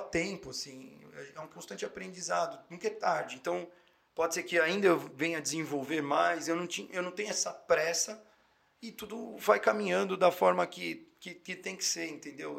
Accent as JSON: {"language": "Portuguese", "region": "São Paulo", "country": "Brazil", "tie": "born or raised there", "said": "eu sou da Zona Norte de São Paulo, paulistano, criado, nascido lá"}